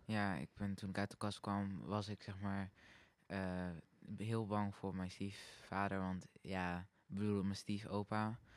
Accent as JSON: {"language": "Dutch", "country": "Netherlands", "said": "ik kom uit Hilsum"}